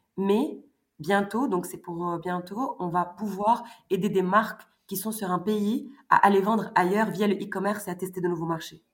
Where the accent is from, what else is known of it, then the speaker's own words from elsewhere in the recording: Morocco; moved away as an adult; also born or lived in France; à 17-18 ans, donc j'ai quitté le Maroc